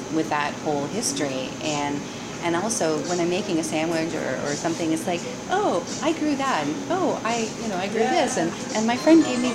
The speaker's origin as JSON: {"language": "English", "region": "Ontario", "country": "Canada", "tie": "born or raised there", "moved": "as an adult", "lives_now": "Montreal, Canada", "said": "I am a Canadian. I was born in Ontario, and I moved here to Montreal about 25 years ago"}